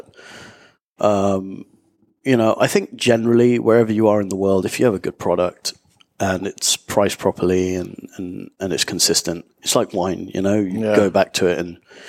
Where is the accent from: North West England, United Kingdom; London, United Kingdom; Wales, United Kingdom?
London, United Kingdom; moved away as an adult; also born or lived in Nicaragua; now in Panama City, Panama; From London. Born there and left there probably about 10 years ago now